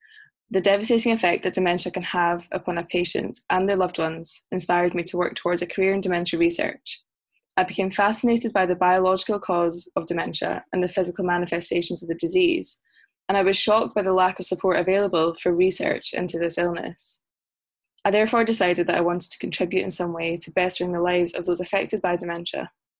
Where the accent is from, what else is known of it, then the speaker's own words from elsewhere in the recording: Loch Lomond, Scotland, United Kingdom; moved away as an adult; also born or lived in Glasgow, Scotland; now in London, United Kingdom; I'm originally from Loch Lomond, less than 1 hour outside of Glasgow, in Scotland.